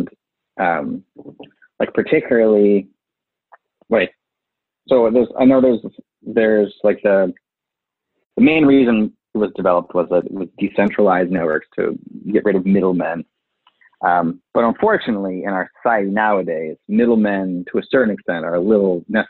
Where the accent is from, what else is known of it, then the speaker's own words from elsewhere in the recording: Indiana, United States; moved away; I'm from Indiana. I go back every once in a while with my parents